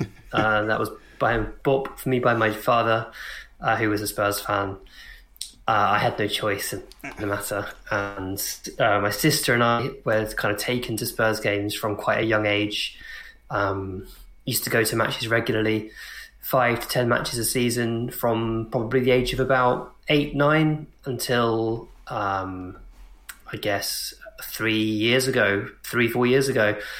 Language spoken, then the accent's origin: English; Hemel Hempstead, East of England, United Kingdom; I grew up in Hemel Hempstead, which is a sort of suburban town just outside of London